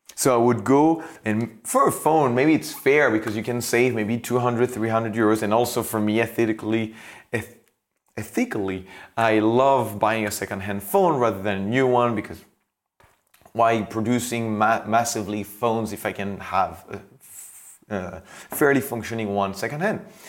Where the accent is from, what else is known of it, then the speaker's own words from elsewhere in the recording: France; I come from France.